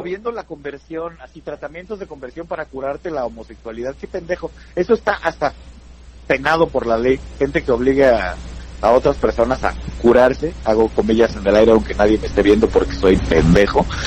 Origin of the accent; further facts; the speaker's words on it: Toluca, State of Mexico, Mexico; soy de Toluca